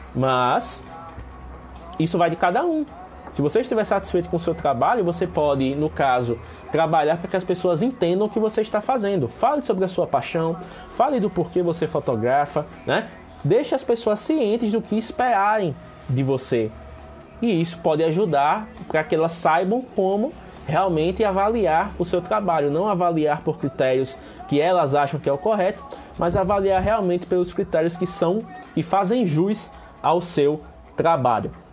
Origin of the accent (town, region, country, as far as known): Penedo, Alagoas, Brazil